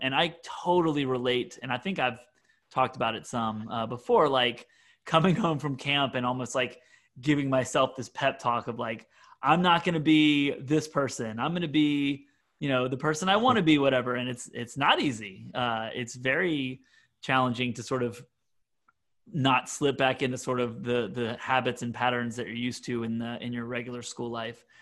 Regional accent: Mississippi, United States; moved away as an adult; also born or lived in Syracuse / Bethlehem, Pennsylvania; a uh, Mississippian

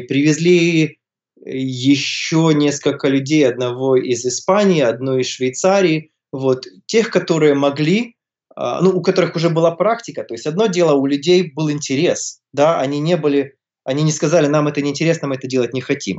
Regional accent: Kyiv, Ukraine; moved away as an adult; also born or lived in Toronto, Canada; Родился, вырос я в Киеве, я местный, вот, живу там же, где я и вырос, вот сейчас живу.

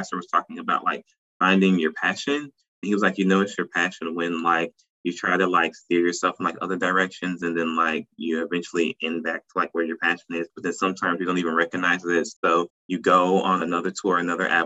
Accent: St. Louis, Missouri, United States; also born or lived in Nashville, Tennessee; now in South Carolina, United States; I'm originally from St. Louis, Missouri.

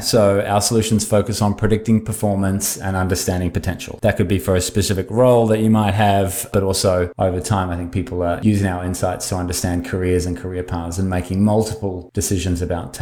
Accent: New Zealand; also born or lived in Australia; now in Bay Area, United States; I live in the Bay Area. I don't sound like it. I grew up in New Zealand, spent a long time in Australia

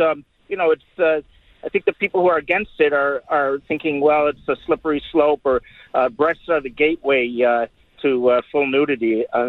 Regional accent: Ithaca, New York, United States; I grew up in Ithaca, New York, which is kind of a hippie town out in the boondocks in western New York State. Ithaca is gorgeous, and there's all these watering holes.

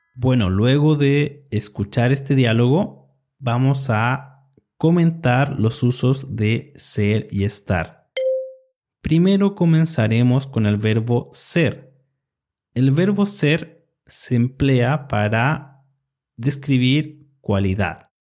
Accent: Chile; soy de Chile y enseño español para estudiantes extranjeros

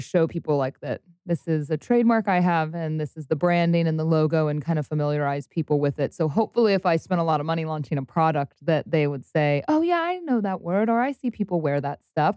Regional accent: Cincinnati, Ohio, United States; moved away; also born or lived in Louisville, Kentucky; I grew up in Cincinnati, Ohio

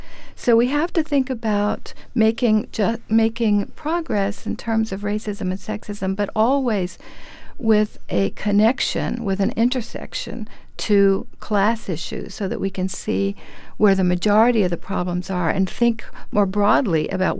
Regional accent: Panama; now in New York, United States; I'm an immigrant from Panama, from Central America

